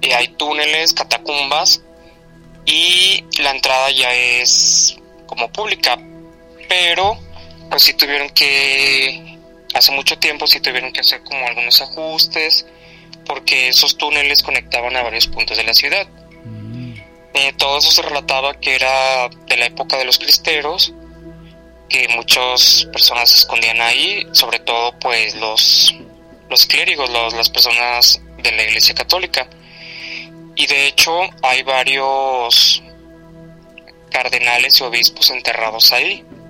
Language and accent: Spanish; Guadalajara, Jalisco, Mexico; soy de Guadalajara, Jalisco.